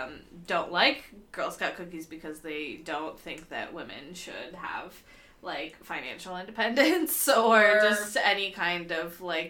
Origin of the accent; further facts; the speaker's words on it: Portland, Oregon, United States; growing up in Portland, like, if you had a pool, you were fucking rich. Because, like, very few, like, middle-class people here have pools because it's Oregon and it rains 9 months out of the year.